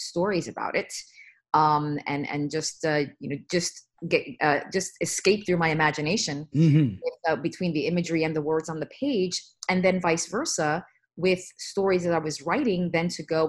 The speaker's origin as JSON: {"language": "English", "country": "United States", "tie": "born or raised there", "also_born_or_lived": "Bronx, New York / New Jersey", "said": "I grew up in New York, as you mentioned. I was born in the Bronx. And then my family moved to a New Jersey suburb"}